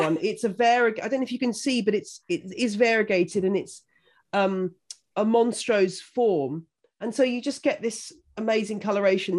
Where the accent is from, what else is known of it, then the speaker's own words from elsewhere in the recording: Buckinghamshire, South East England, United Kingdom; I grew up in Buckinghamshire